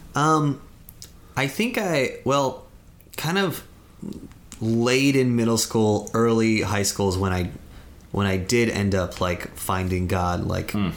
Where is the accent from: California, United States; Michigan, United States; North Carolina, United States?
California, United States; Santa Cruz Mountains; moved away as an adult; now in Los Angeles, United States; I'm from the Santa Cruz Mountains